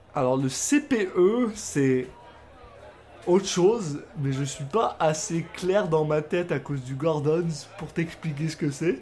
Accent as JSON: {"language": "French", "country": "France", "moved": "as an adult", "lives_now": "Canada", "said": "je suis français, je viens de France"}